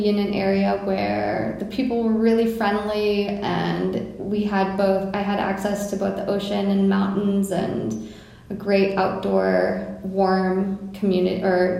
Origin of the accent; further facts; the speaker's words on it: Vail, Colorado, United States; moved away as an adult; also born or lived in New York; now in Charleston, United States; I grew up in Vail, Colorado, skiing.